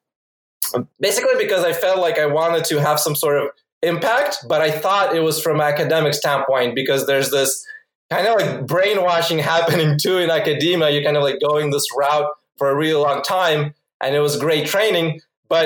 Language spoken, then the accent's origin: English; Phoenix, Arizona, United States; also born or lived in Ukraine; I originally am from Ukraine, but I moved to US when I was 8 years old, and growing up mostly in Phoenix